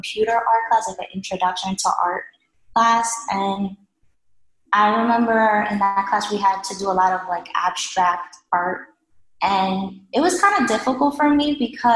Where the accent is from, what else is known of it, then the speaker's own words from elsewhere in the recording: New York City, New York, United States; also born or lived in Washington Heights, Manhattan; my mother decided to move to Staten Island